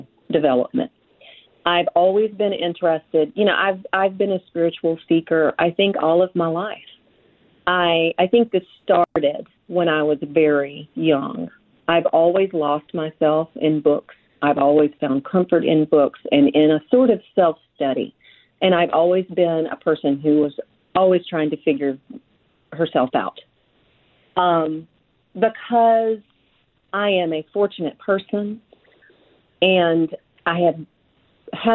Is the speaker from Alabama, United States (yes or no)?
yes; Frankville, Alabama, United States; also born or lived in Mobile, Alabama; I grew up in Frankville, Alabama, from the time I was just before I turned 2 until the time I was 12. When I was 12 years old, we moved to the Mobile, Alabama area